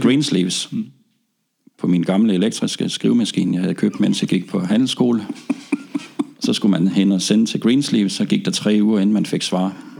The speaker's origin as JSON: {"language": "Danish", "area": "North Funen", "region": "Southern Denmark", "country": "Denmark", "said": "kunne fange David Rodigans show på BFBS hjemme på Nordfyn"}